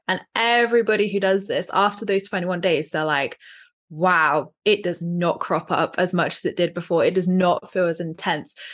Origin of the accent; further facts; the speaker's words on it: Dorset, South West England, United Kingdom; from Dorset